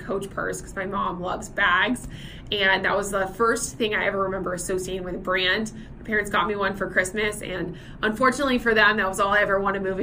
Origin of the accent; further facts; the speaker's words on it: Nashville, Tennessee, United States; now in Singapore; I'm originally from Nashville, Tennessee, which is known in the United States as Music City